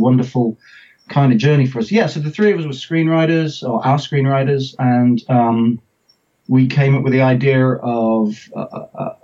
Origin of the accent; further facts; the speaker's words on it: England, United Kingdom; accent: English; as you can tell from my accent, I'm English. I'm the English person